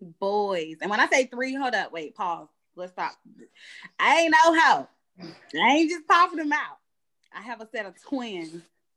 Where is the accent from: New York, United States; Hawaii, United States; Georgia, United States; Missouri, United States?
Georgia, United States; Atlanta; I am from Atlanta, Georgia. Born and raised. Grady baby.